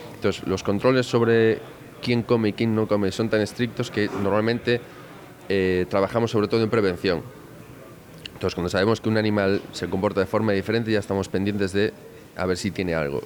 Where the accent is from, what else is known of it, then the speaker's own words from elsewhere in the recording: Galicia, Spain; como buen gallego